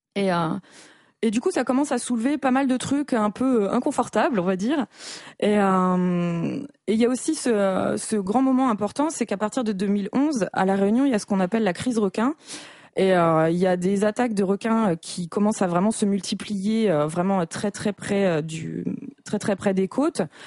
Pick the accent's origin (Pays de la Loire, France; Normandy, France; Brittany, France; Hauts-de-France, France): Normandy, France; je viens de Normandie, donc c'est quasiment dans mon ADN